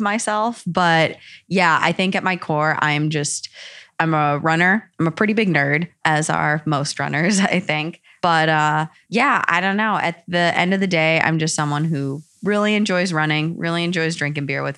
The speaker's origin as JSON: {"language": "English", "region": "Wisconsin", "country": "United States", "tie": "born or raised there", "also_born_or_lived": "Indiana", "moved": "as an adult", "lives_now": "Boston, United States", "said": "I grew up in the Midwest, grew up in Wisconsin, went to school in Indiana at Notre Dame"}